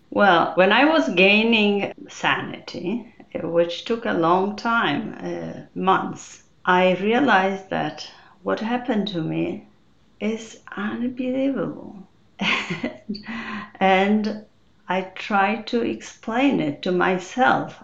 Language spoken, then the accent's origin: English; Poland; moved away as an adult; now in United States; I came from Poland. There will be 33 years ago.